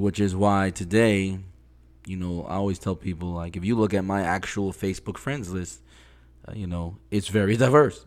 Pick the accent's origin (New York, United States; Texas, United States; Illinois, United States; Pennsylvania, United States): New York, United States; New York City; moved away as an adult; also born or lived in Jamaica, Queens / Brooklyn; now in Florida, United States; I lived in Flushing, Queens up until age thirteen, and then I moved to Jamaica, Queens